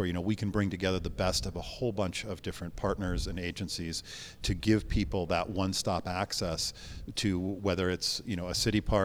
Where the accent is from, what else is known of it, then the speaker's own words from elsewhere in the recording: Montana, United States; also born or lived in San Francisco; now in Los Angeles, United States; I grew up in Montana